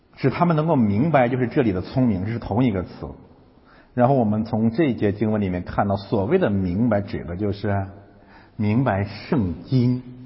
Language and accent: Chinese; China; 我们中国人